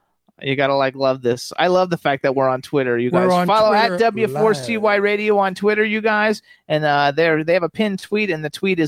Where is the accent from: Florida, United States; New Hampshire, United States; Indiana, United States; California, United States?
Florida, United States; I'm from Florida. I'm born and raised there.